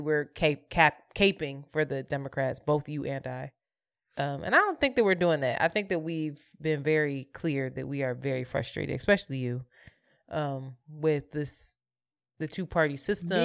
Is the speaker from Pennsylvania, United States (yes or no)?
yes; Philadelphia, Pennsylvania, United States; moved away as an adult; also born or lived in New York City; now in Brooklyn, United States; We are from Philadelphia and we rep Philly hard